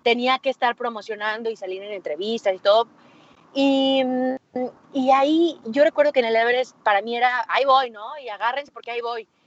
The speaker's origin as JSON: {"language": "Spanish", "region": "Aguascalientes", "country": "Mexico", "said": "Yo soy de Aguascalientes, entonces aquí en Aguascalientes no tenemos montañas"}